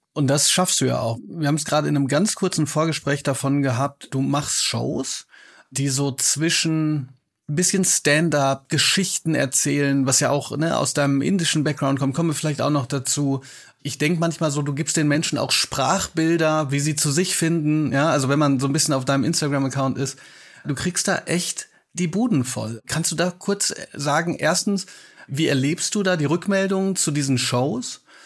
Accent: Hagen, North Rhine-Westphalia, Germany; moved away; also born or lived in Bochum; ich trage ja sozusagen auch noch ein bisschen Liebe äh, für meine Heimat. Ich weiß nur, ich bin immer von Bochum nach Hagen gefahren

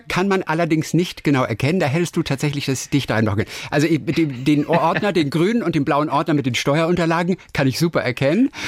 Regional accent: Northern Germany, Germany; Ich komme aus, aus Norddeutschland eigentlich

